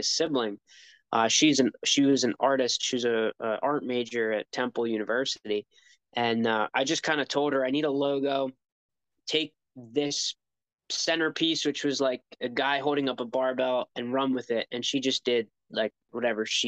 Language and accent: English; United States; I'm American and I take pride in being an American